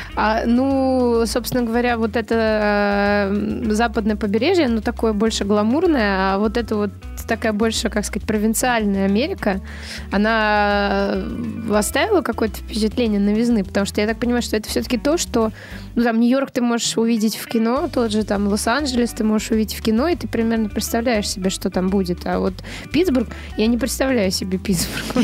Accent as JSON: {"language": "Russian", "country": "Russia"}